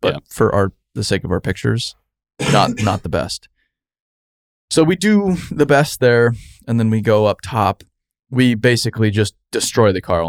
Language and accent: English; Arizona, United States; I'm from Arizona.